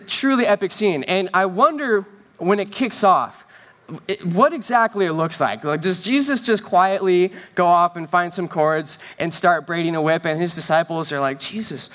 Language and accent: English; Northern California, United States; first language English; now in Southern California, United States; I'm from Northern California, the land of fresh air and clean water